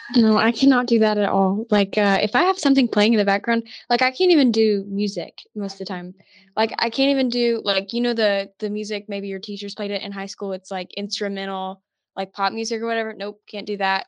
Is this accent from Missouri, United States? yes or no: no; Tuscaloosa, Alabama, United States; I'm actually from Tuscaloosa